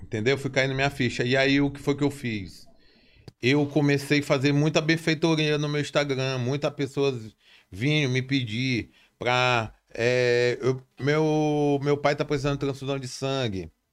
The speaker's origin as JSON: {"language": "Portuguese", "country": "Brazil", "tie": "born or raised there", "said": "tudo começou ali na Coab"}